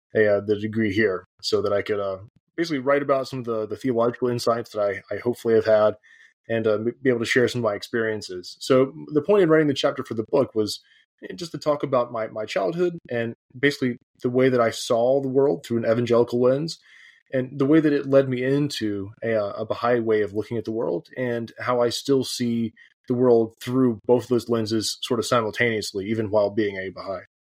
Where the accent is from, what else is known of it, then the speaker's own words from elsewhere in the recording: the South, United States; moved away as an adult; now in Edinburgh, United Kingdom; I grew up evangelical in the South